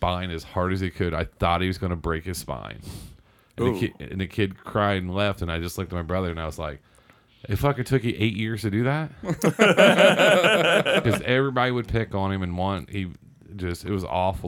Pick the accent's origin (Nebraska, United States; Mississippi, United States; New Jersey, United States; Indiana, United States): Indiana, United States; Seymour; I grew up in Southern Indiana